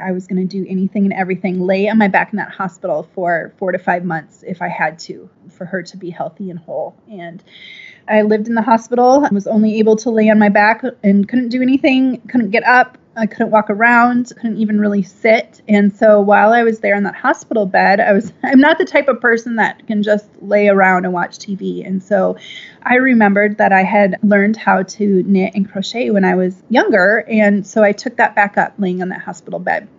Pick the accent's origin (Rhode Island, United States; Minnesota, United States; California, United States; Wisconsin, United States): Minnesota, United States; now in Austin, United States; I'm from the Midwest, Minnesota, actually.